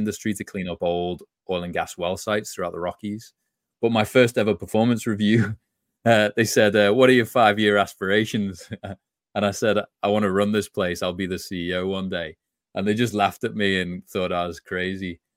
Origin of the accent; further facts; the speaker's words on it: just outside Liverpool, North West England, United Kingdom; moved away; grew up just outside Liverpool, England